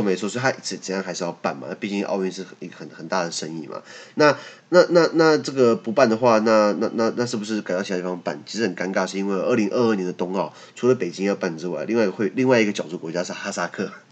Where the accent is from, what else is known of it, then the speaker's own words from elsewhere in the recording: Taiwan; 我们在台湾